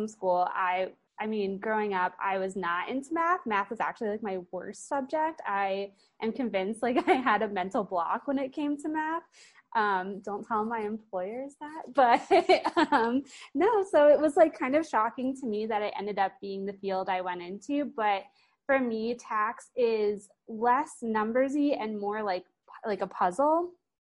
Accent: Sarasota, Florida, United States; also born or lived in St. Louis, Missouri / Gainesville, Florida; I am from Sarasota, Florida. I was actually born in St. Louis, but my parents moved to Sarasota when I was 6 months old.

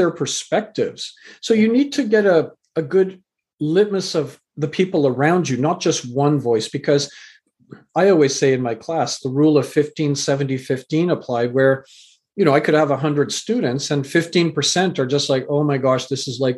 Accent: Canada; also born or lived in England; I was born in England, raised in Canada

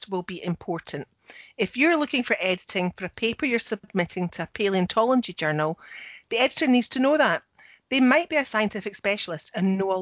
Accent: Scotland, United Kingdom; I'm the Scottish one

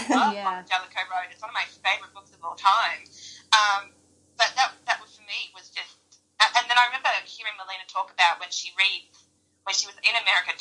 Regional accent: Australia; I'm Australian

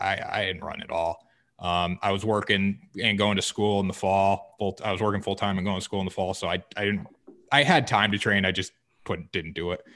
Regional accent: Essex, Connecticut, United States; I'm from Essex, Connecticut

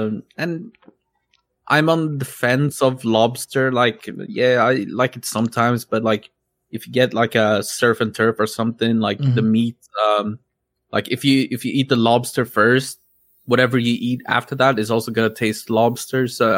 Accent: Stockholm, Stockholm County, Sweden; English is a second language; I'm born and raised in Stockholm, Sweden.

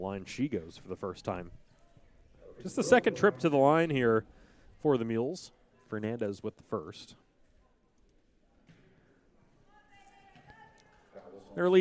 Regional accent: Robesonia, Pennsylvania, United States; I was raised in Robesonia

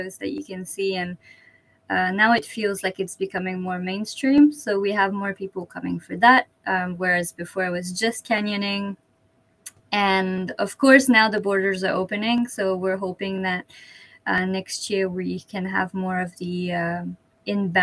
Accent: Canada; moved away as an adult; also born or lived in British Columbia; now in Kochi, Japan; I'm French Canadian.

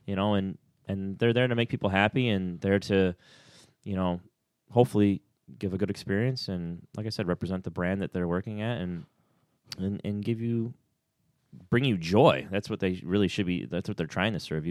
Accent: Clifton Springs, New York, United States; moved away as an adult; also born or lived in Orlando, Florida; being an only child growing up in Clifton Springs, New York

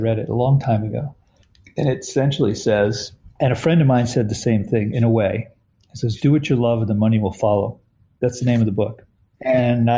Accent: Westchester, New York, United States; moved away as an adult; now in Connecticut, United States; I grew up in Westchester. In New York

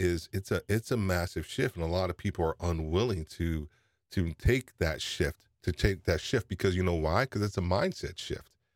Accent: New York, United States; I'm from New York

